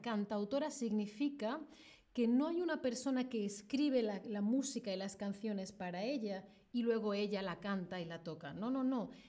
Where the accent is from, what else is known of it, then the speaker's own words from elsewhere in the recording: Spain; yo soy de España